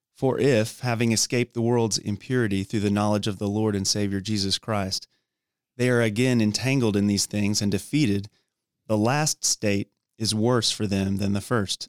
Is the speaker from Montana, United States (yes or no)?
no; Dallas, Texas, United States; also born or lived in Georgia / Thailand / Tennessee / College Station, Texas; grew up in the Dallas Fort Worth area